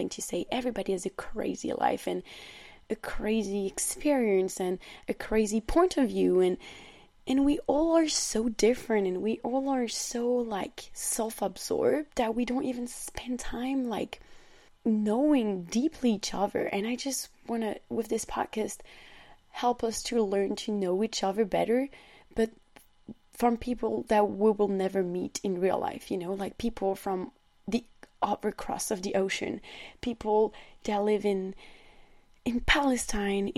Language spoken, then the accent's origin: English; France; accent: French; English is a second language; I'm a young French woman. As you can hear on my accent, I'm not a native English speaker.